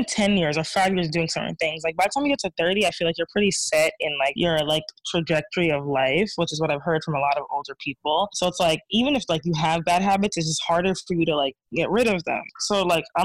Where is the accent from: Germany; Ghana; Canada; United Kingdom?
Ghana; I'm Ghanaian